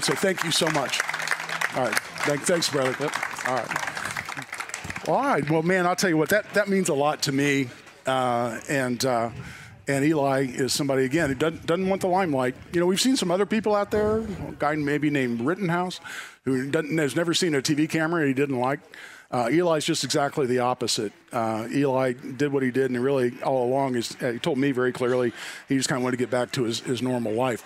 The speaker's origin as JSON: {"language": "English", "town": "Indianapolis", "region": "Indiana", "country": "United States", "tie": "born or raised there", "said": "I grew up in Indy"}